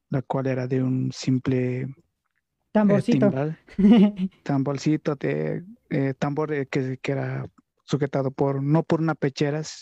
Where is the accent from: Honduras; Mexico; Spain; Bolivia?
Bolivia; qué nivel había exactamente en Bolivia. Estaba muy cerrado en mi pueblito, por decirlo así.